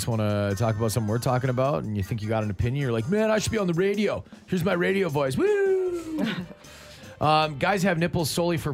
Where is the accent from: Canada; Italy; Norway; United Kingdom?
Canada; Ontario; I was born in Ontario